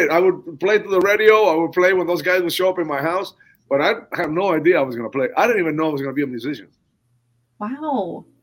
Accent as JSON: {"language": "English", "country": "Cuba", "tie": "born or raised there", "said": "a lot of people think that uh oh man, Luis, he was he was in Cuba like like digging on the rumba"}